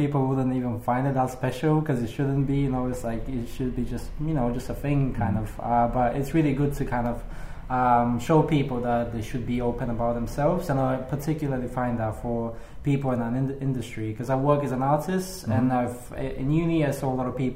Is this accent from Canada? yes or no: no; Bulgaria; now in London, United Kingdom; I'm from Bulgaria. I'm from like a really small town where people are quite conservative.